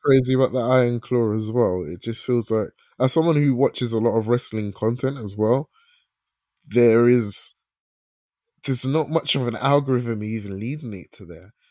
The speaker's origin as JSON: {"language": "English", "region": "England", "country": "United Kingdom", "tie": "born or raised there", "said": "I was born here as a Ghanaian"}